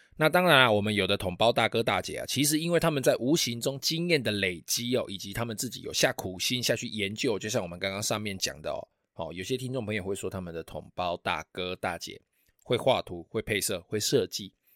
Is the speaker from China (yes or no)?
no; Taiwan; 我们台湾人